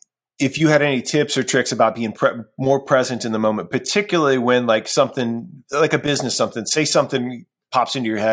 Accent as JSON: {"language": "English", "region": "Ohio", "country": "United States", "said": "And I mentioned, like, I'm from Ohio, right? I'm a Cleveland everything fan."}